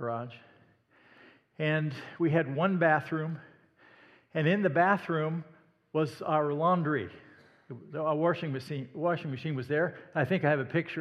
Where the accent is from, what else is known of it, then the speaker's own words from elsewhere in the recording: Indianola, Iowa, United States; I was raised in Iowa, Indianola, Iowa, in fact, just south of Des Moines